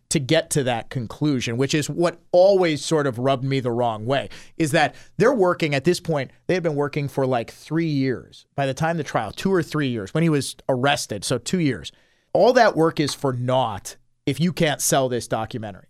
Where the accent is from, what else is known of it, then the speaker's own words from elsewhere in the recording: Milwaukee, Wisconsin, United States; growing up in the Milwaukee area